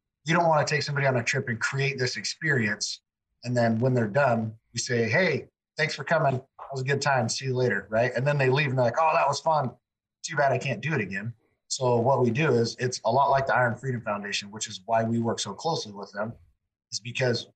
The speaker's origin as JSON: {"language": "English", "town": "Arlington", "region": "Washington", "country": "United States", "said": "I'm from Arlington, Washington"}